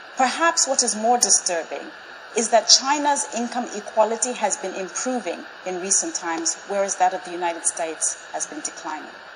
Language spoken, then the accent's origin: English; Zambia; I was born and raised in Zambia in 1969.